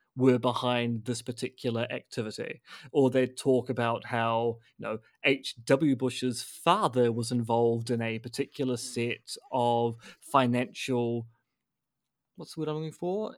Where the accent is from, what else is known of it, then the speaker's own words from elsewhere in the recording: New Zealand; as a New Zealander